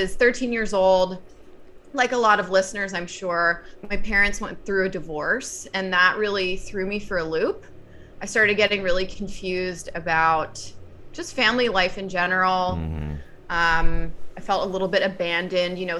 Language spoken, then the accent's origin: English; Northern Virginia, United States; I grew up in Northern Virginia, so outside of Washington, D.C.